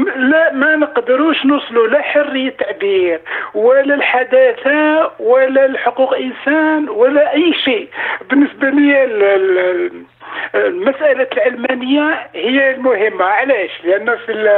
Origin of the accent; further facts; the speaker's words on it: Algeria; moved away as an adult; now in France; جيت انا من الجزائر عملت كل الدراسه تاعي في الجزائر وفرنسا